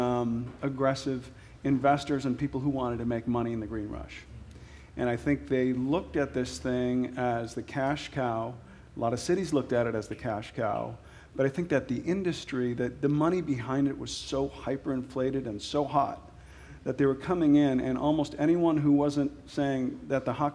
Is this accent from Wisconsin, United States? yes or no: yes; Wisconsin, United States; moved away; I'm from Wisconsin.